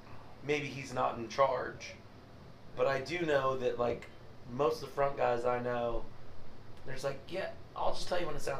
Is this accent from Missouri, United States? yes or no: yes; St. Joseph, Missouri, United States; St. Joe people... we just love good bourbon.